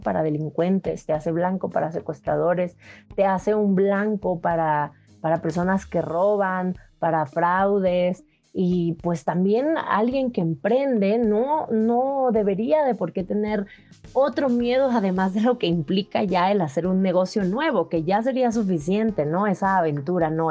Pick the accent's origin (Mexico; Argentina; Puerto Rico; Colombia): Mexico; muchos de nosotros como mexicanos